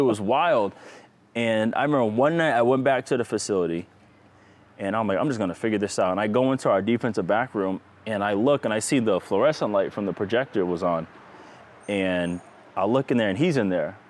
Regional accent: Rhode Island, United States; I'm from Rhode Island.

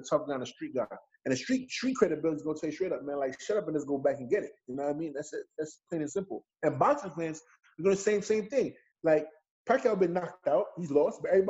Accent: New York City, New York, United States; I'm from Bed-Stuy, Brooklyn

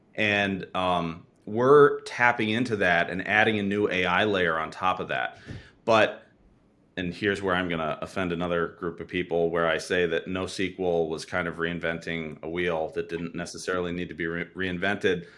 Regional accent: Wisconsin, United States; I'm from Wisconsin, and so is my co-founder, and we've been working together since high school

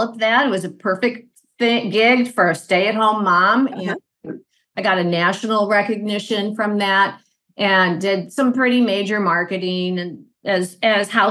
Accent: St. Louis, Missouri, United States; I am from St. Louis, Missouri

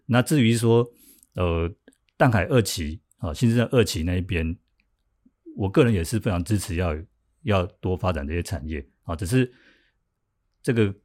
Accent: Tamsui, New Taipei, Taiwan; 我自己身为一个老淡水啊，我们的土生土长的淡水人

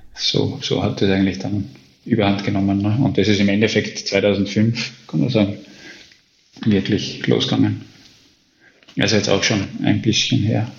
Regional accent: Austria; ich bin Österreicher.

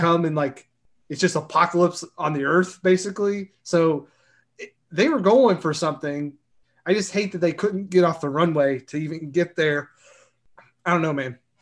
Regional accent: Kentucky, United States; I'm from Kentucky, and, you know, We're not all coal miners

